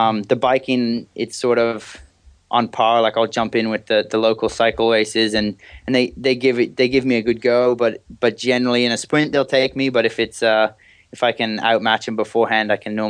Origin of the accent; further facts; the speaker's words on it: Bermuda; accent: mutt, bit of everything; when people ask about my accent, I say I'm a mutt, bit of everything. But yeah, I was born and raised in Bermuda.